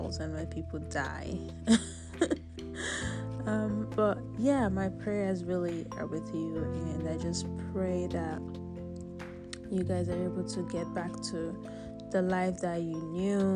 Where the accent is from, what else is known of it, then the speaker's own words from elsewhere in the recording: Nigeria; now in United States; I'm a Nigerian. My country